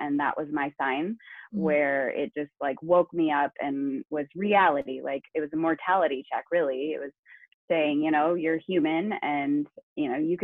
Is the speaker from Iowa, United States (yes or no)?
yes; Northwest Iowa, United States; now in Napa, United States; I'm originally from Northwest Iowa and I grew up on a pig farm all of my life.